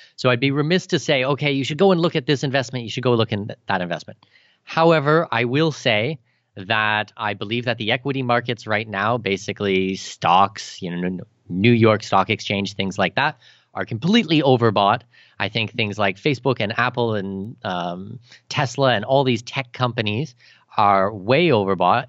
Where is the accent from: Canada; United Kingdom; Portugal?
Canada; moved away as an adult; now in Abu Dhabi, United Arab Emirates; I'm Canadian